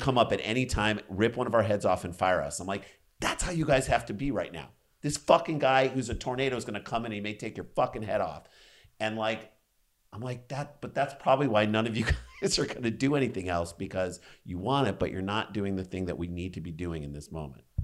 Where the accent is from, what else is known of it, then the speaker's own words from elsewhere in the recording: St. Louis, Missouri, United States; moved away; we came from St. Louis